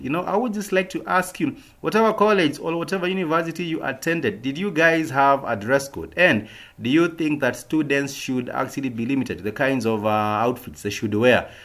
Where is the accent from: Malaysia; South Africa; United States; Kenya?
Kenya; us as a Kenyan people